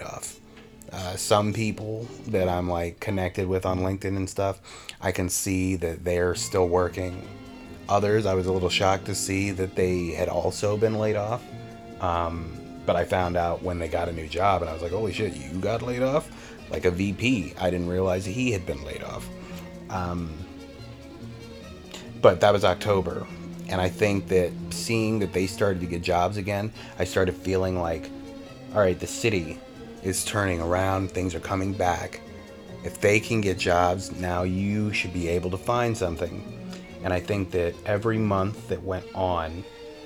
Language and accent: English; Virginia, United States; moved away; I'm from Virginia